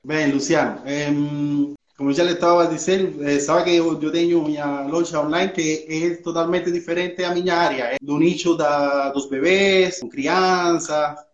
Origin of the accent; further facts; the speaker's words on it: Cuba; accent: espanholado; Portuguese is a second language; moved away as an adult; now in Portugal; Eu sou cubano, falo, moro em Portugal há 13 anos já